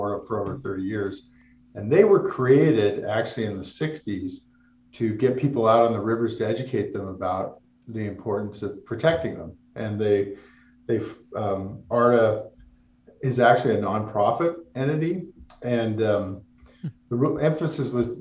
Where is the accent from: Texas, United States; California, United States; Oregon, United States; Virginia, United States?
California, United States; Placerville; I grew up in Placerville, California, which is in the foothills of the Sierra.